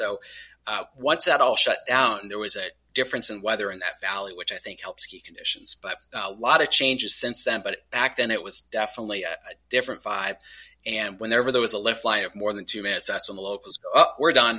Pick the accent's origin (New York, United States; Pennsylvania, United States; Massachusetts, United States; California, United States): Massachusetts, United States; Charlemont; I was very fortunate to grow up skiing at Berkshire. So I grew up in the ever-growing metropolis of Charlemont, population 1,200. And I went to the Hallamont Regional Elementary School